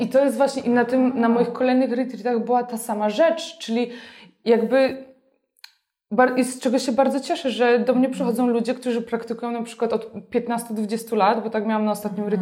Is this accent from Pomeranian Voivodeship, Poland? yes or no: no; Silesian Voivodeship, Poland; moved away as an adult; wyrosłam na wsi na Śląsku, miejscu, które miało mm, nie wiem ile, 2000 mieszkańców